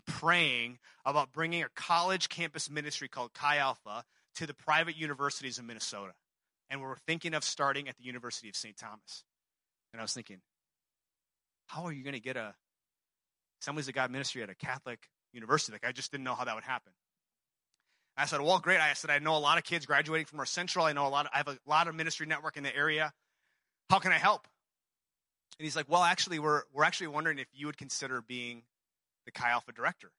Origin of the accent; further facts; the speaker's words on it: Seoul, South Korea; moved away; I'm from Seoul, South Korea